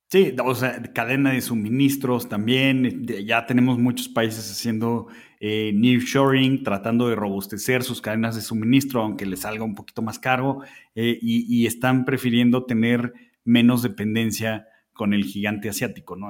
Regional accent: Mexico; somos los mexicanos

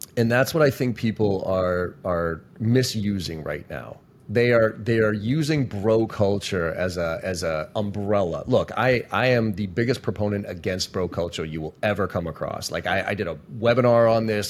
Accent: Boston, Massachusetts, United States; I'm from Boston

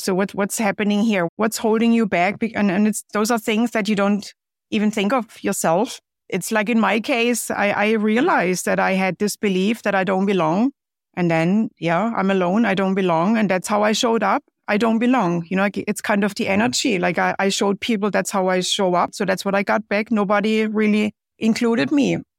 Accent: Germany; moved away as an adult; now in United States; growing up in Germany, well, it certainly was very different compared to here

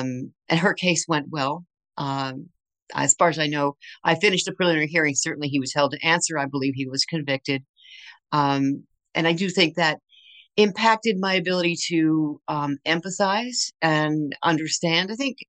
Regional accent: Berkeley, California, United States; born there; also born or lived in Tacoma, Washington / Texas / Michigan / Maryland; Yeah, so I was born in Berkeley, and then we moved all over the place pretty much until I was a senior in high school. And so we lived in Tacoma, Washington. We lived in Texas. We lived in Michigan. We lived in Maryland. We lived in New York.

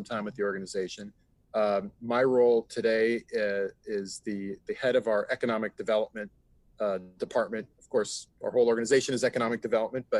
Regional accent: Seattle, Washington, United States; moved away as an adult; now in Miami, United States; born and raised in Seattle, and moved to Miami almost 20 years or so ago now

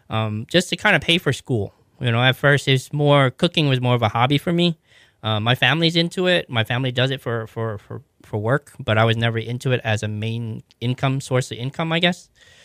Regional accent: Thibodaux, Louisiana, United States; also born or lived in New Orleans / Savannah; and actually I was raised in Louisiana, Thibodaux half of the time there, and I moved to New Orleans in the 90s.

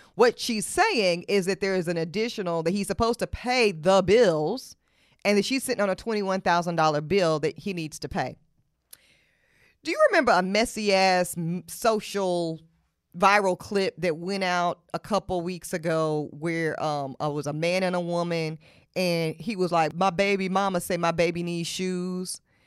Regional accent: Charlotte, North Carolina, United States; I'm from Charlotte, North Carolina. I was raised in Charlotte, North Carolina

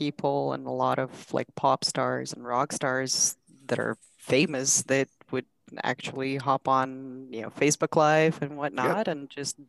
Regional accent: Kazakhstan; born or raised there; English is a second language; now in United States

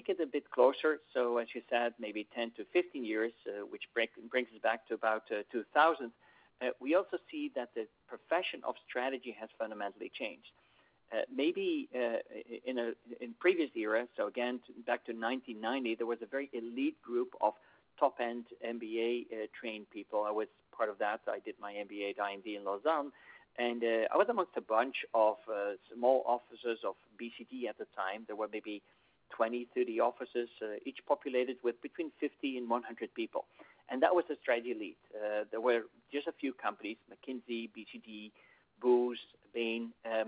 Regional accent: Netherlands; today I am in my home country of the Netherlands

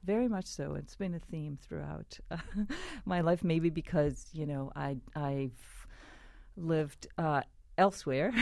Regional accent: Israel; I grew up in Israel

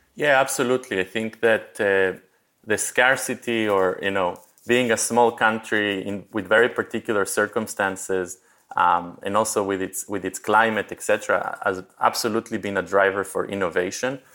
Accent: Israel; moved away as an adult; also born or lived in Argentina / New York / San Francisco; I was born in Argentina. I moved to Israel when I was a kid. I did my, uh, mandatory military service and my college in Israel.

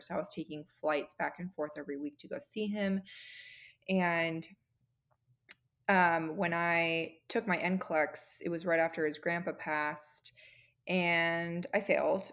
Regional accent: California, United States; moved away as an adult; also born or lived in San Diego, California; now in Arizona, United States; my husband and I are both originally from California

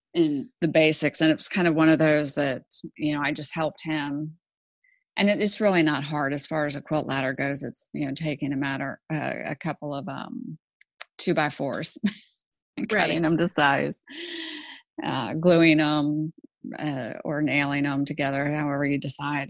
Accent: Houston, Texas, United States; I grew up in Houston actually, and I grew up on a golf course.

